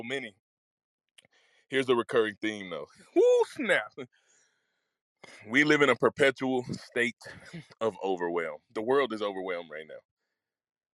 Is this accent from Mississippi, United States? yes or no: yes; Mississippi, United States; When I was growing up in Mississippi